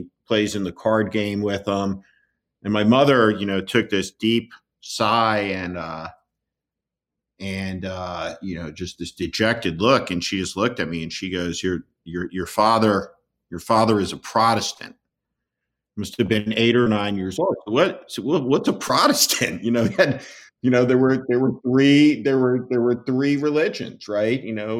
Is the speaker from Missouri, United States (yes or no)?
no; New Jersey, United States; moved away as an adult; I'm this kid from New Jersey, 23, 24 years old